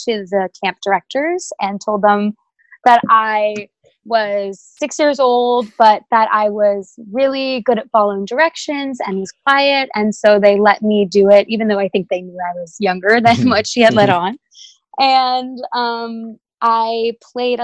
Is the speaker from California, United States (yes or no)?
yes; Los Angeles, California, United States; moved away as an adult; now in New York City, United States; I am originally from Los Angeles, and I now go to school at Pace University in New York City